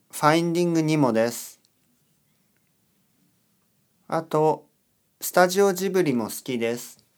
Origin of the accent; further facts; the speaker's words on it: California, United States; now in New York, United States; アメリカのカリフォルニア州出身です。今はニューヨークに住んでいます。